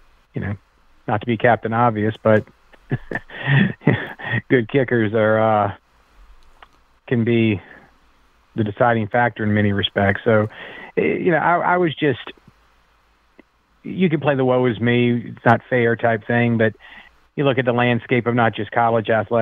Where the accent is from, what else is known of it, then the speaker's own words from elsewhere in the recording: Bay St. Louis, Mississippi, United States; moved away as an adult; now in Mandeville, United States; I'm from Bay St. Louis originally, but I've been to Mandeville about 12 years now